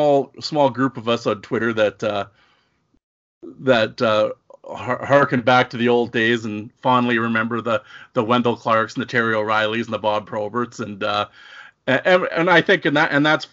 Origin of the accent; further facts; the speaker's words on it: Saskatoon, Saskatchewan, Canada; I grew up in the wild flat plains of Saskatchewan, Saskatoon